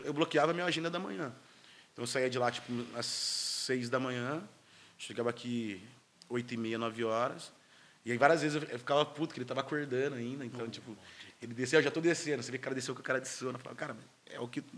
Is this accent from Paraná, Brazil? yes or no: no; Campinas, São Paulo, Brazil; sou de Campinas, duas horas e meia de Santos